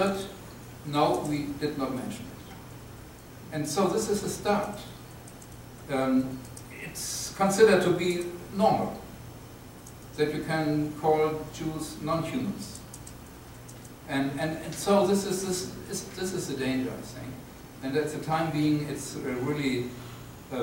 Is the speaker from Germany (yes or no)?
yes; Germany; I'm from Germany